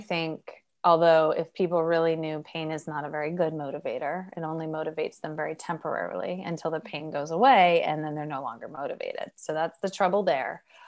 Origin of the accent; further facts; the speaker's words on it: Oregon, United States; I'm from Oregon